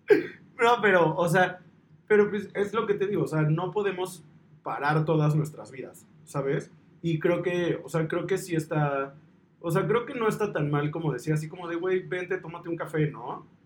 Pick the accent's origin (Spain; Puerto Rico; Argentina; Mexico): Mexico; esa hermandad que nos caracteriza como pueblo mexicano